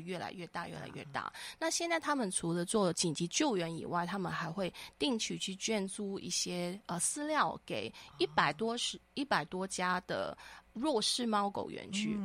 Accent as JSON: {"language": "Chinese", "country": "Hong Kong", "moved": "yes", "lives_now": "Taiwan", "said": "我们来到台湾以后呢，我们是香港的家庭"}